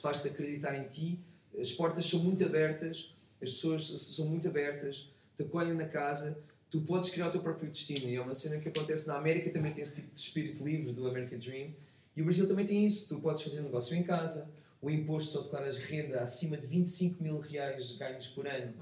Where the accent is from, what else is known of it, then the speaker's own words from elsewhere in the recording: Portugal; enquanto português